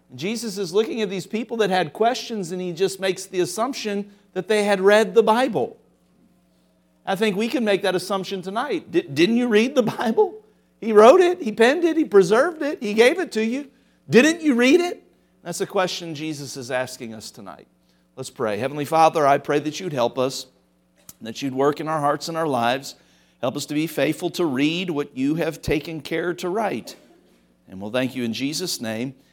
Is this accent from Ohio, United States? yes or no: yes; Cincinnati, Ohio, United States; moved away; I grew up in Cincinnati.